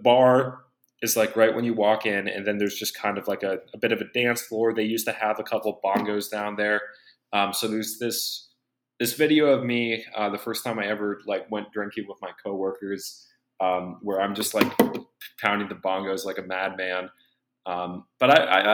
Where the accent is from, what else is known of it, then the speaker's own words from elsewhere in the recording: United States; I'm from America